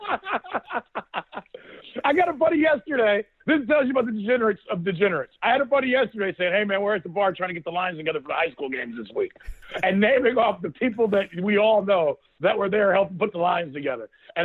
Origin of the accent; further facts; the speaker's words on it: Northeast Ohio, United States; who we are as people from Northeast Ohio